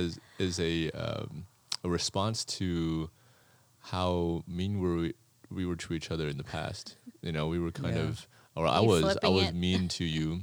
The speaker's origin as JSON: {"language": "English", "town": "Las Vegas", "region": "Nevada", "country": "United States", "tie": "born or raised there", "said": "Born in America. Born in Las Vegas."}